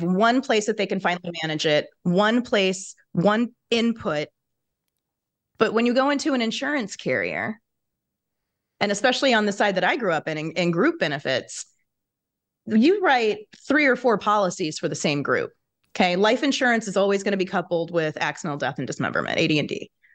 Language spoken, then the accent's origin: English; Kansas, United States; moved away as an adult; now in Chicago, United States; I had moved to Chicago from my home state of Kansas